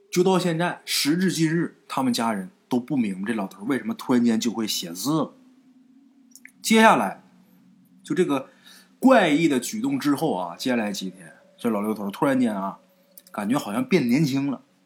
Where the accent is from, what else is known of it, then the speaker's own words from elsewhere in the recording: rural Northeast China, China; 我们家东院儿，就在我们老家啊，东北农村老家东院儿